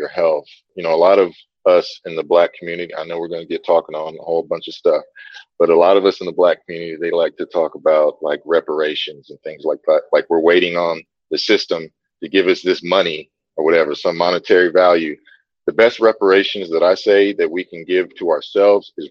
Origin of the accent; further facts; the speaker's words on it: Tulsa, Oklahoma, United States; moved away as an adult; now in Costa Rica; I'm from Tulsa, Oklahoma.